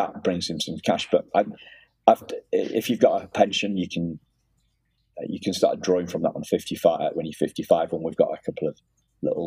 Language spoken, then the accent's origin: English; Liverpool, North West England, United Kingdom; also born or lived in Wrexham, Wales; now in York, United Kingdom; I was born in Wrexham, which is actually just in not far from Liverpool, but just over the border into Wales